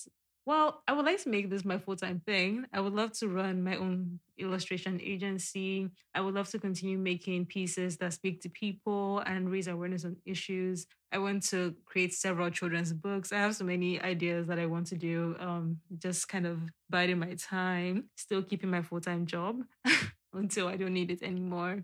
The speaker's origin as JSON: {"language": "English", "country": "Nigeria", "said": "being a Nigerian and being a Black woman in today's climate"}